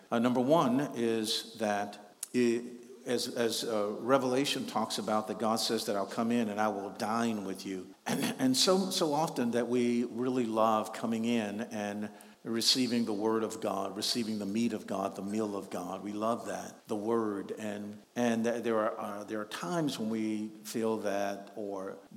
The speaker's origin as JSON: {"language": "English", "town": "Shreveport", "region": "Louisiana", "country": "United States", "tie": "born or raised there", "said": "You know, when I was growing up in Shreveport, Louisiana, we had a guy who was just a couple of years older than me"}